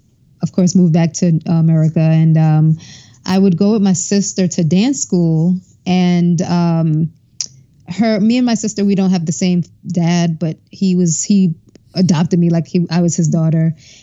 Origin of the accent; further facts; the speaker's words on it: Brooklyn, New York, United States; And so I was born in Crown Heights, Brooklyn, and then we moved to Canarsie, Brooklyn, where I went to high school, junior high school.